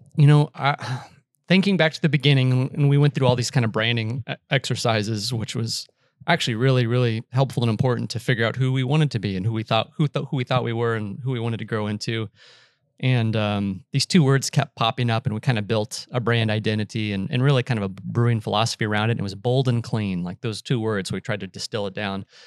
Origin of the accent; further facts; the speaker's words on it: Austin, Texas, United States; also born or lived in Boulder, Colorado; I grew up in Austin